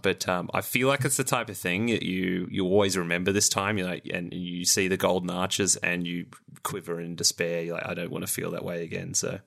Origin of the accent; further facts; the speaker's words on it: Australia; as an Australian